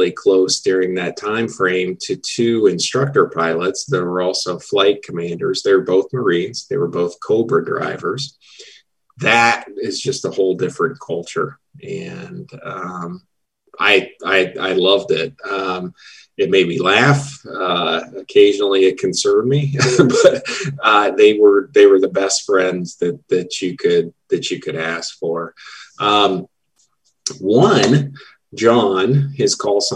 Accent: Dayton, Ohio, United States; moved away; also born or lived in Michigan / Enid, Oklahoma; After I completed residency at Wright-Patterson in my hometown of Dayton, Ohio

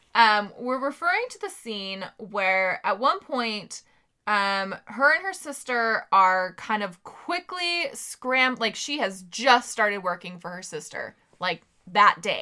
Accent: Sacramento, California, United States

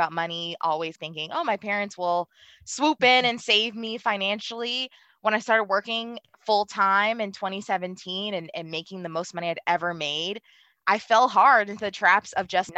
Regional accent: Baltimore, Maryland, United States; I really grew up in an environment. I'm from Baltimore City. You know, I grew up in a household full of love

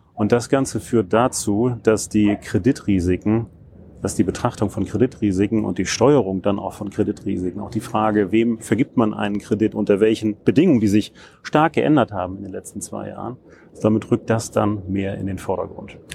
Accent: Hamburg, Germany; moved away as an adult; ich komme aus Hamburg

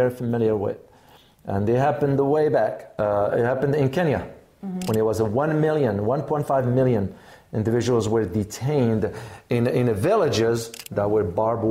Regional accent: United States; I'm not a British. Right. I'm an American.

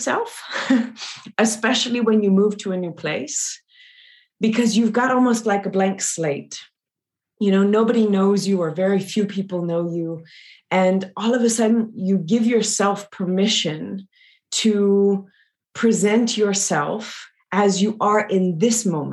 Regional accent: Louisiana, United States; I'm originally from Louisiana in the US, deep south.

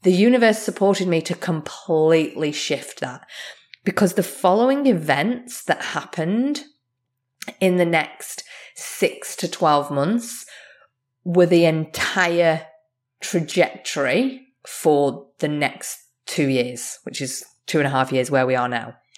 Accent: Australia; also born or lived in England; now in Canada; as an Australian, I'm also English

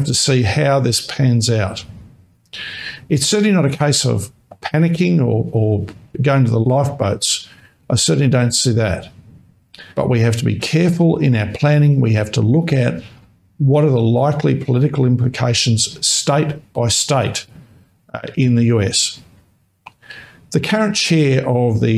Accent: Australia; I, as an Australian surrogacy lawyer

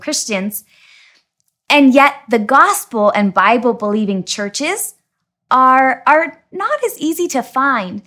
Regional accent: Dayton, Washington, United States; moved away as an adult; also born or lived in Tri-Cities, Washington; now in Bolivia; I grew up in Dayton, Washington

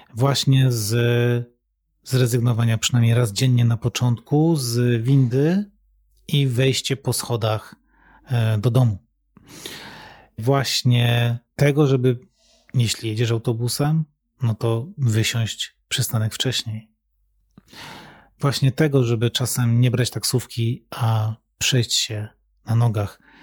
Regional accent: Katowice, Silesian Voivodeship, Poland; wychowałem się w mieście, wychowałem się w Katowicach

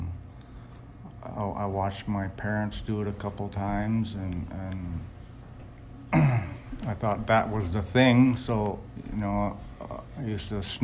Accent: Browning, Montana, United States; now in Martin, South Dakota, United States; I was born in Browning, Montana

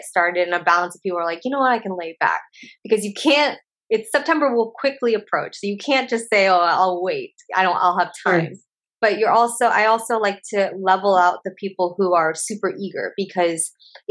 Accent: Oregon, United States; moved away as an adult; I'm from Oregon, and I went to a college. I lived at home with my parents

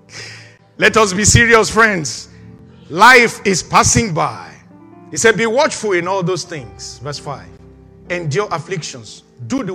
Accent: Nigeria; moved away; that's the country I came from

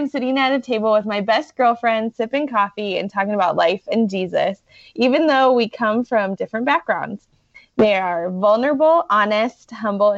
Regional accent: Iowa, United States; I'm from Iowa

